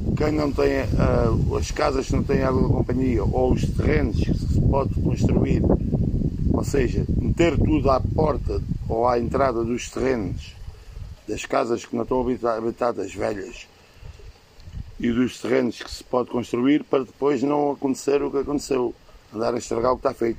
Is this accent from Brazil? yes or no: no; Portugal; Eu sou da de Baixo